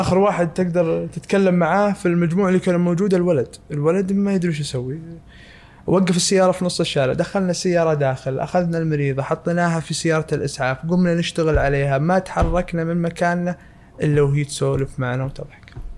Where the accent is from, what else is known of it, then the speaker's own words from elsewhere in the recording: Saudi Arabia; عندنا في السعوديه